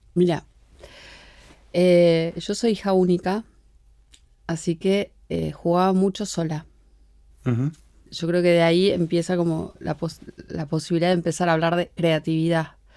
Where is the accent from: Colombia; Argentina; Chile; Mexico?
Argentina; yo soy la única argentina